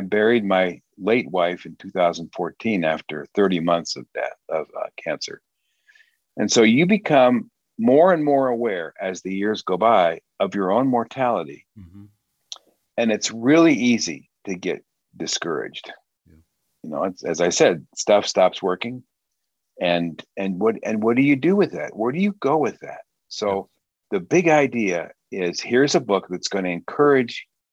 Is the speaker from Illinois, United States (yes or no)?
yes; Wheaton, Illinois, United States; moved away as an adult; now in Michigan, United States; I grew up in Wheaton, Illinois